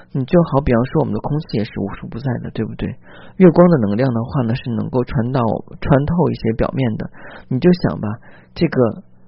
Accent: China; 我们中国人的传统佳节

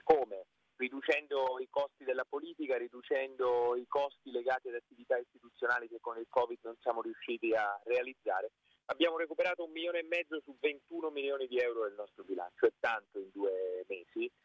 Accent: Basilicata, Italy; now in Tuscany, Italy; io sono della Basilicata di origine

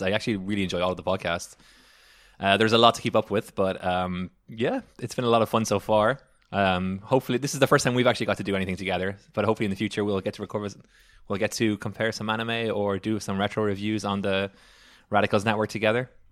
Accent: Ireland; moved away; I am from Ireland

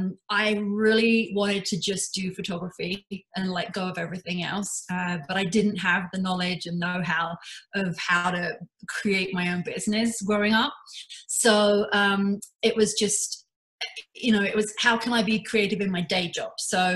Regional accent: London, United Kingdom; now in Canada; So I've been in Canada for 19 years. I immigrated here from London in the UK.

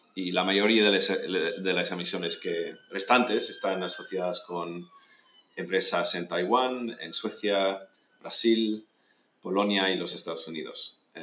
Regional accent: Spain; moved away; also born or lived in United Kingdom / California, United States; yo soy británico, aunque pasé casi toda la vida en, escolar en, en España

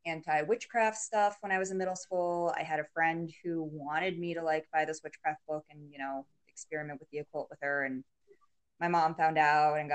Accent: Colorado, United States; I was born and raised in Colorado.

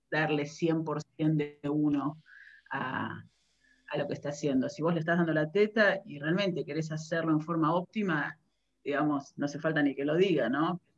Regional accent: Buenos Aires, Argentina; now in Netherlands; yo ya estoy viviendo aquí en, Holanda hace casi 20 años, y mi recorrido empezó en Argentina, soy de Buenos Aires

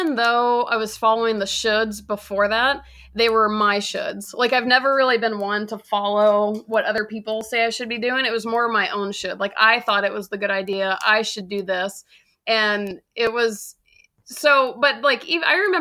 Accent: Georgia, United States; now in Los Angeles, United States; So I currently live in Los Angeles. I'm from Georgia

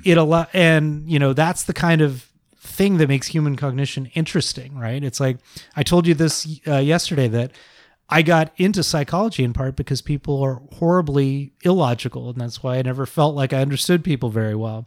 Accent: Bay Area, California, United States; I grew up in the Bay Area

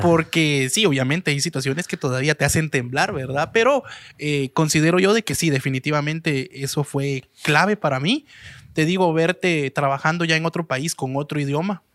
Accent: Guatemala City, Guatemala Department, Guatemala; now in United States; De la capital

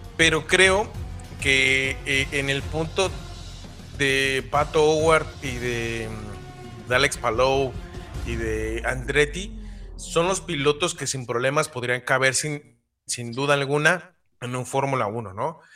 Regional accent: Mexico; como mexicanos

